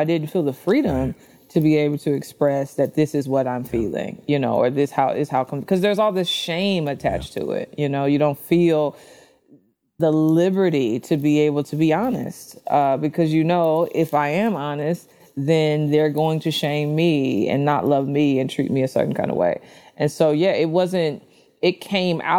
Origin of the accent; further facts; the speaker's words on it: St. Louis, Missouri, United States; I was born in St. Louis to a single mother